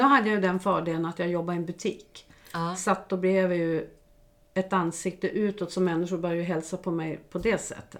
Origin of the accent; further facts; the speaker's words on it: Norrland, Sweden; also born or lived in Malmö, Sweden; now in Vaxholm, Sweden; jag flyttade från Norrland ner till Malmö. Och i Malmö stannade jag nästan 25 år.